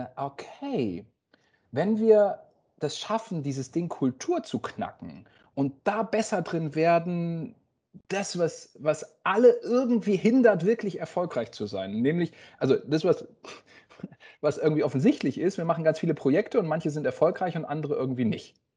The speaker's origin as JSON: {"language": "German", "town": "Oldenburg", "region": "Lower Saxony", "country": "Germany", "tie": "born or raised there", "also_born_or_lived": "Tübingen / Baden-Württemberg", "moved": "as an adult", "said": "Wir kommen aus Oldenburg, das würden wir als Heimat bezeichnen, im Norden von Deutschland, bei Bremen."}